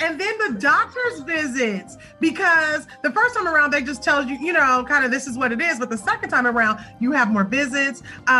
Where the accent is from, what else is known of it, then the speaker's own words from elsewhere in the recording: Los Angeles, California, United States; So I hail from Los Angeles